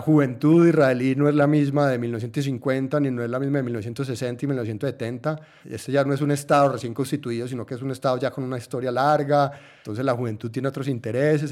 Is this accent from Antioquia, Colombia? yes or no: yes; Antioquia, Colombia; yo soy de Colombia, yo soy de Antioquia